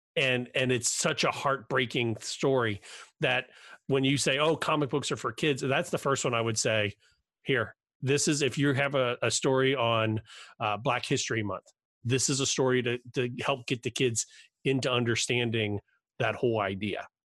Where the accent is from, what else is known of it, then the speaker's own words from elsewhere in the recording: Cincinnati, Ohio, United States; I'm from Cincinnati